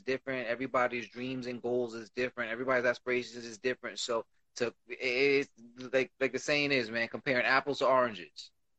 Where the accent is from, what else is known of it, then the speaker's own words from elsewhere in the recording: Puerto Rico; I'm from Puerto Rico.